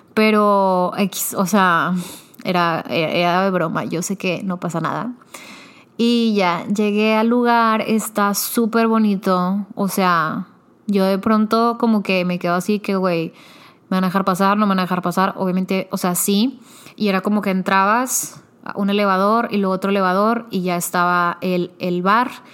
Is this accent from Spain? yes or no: no; Monterrey, Nuevo León, Mexico; yo soy de Monterrey.